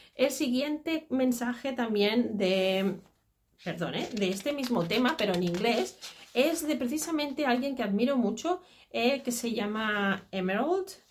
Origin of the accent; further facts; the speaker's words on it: Catalonia, Spain; el folclore catalán sobre todo, porque es el de donde yo soy, de Cataluña